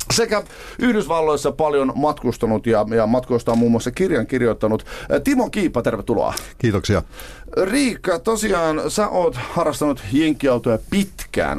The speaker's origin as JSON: {"language": "Finnish", "country": "Finland", "said": "me ollaan Suomesta"}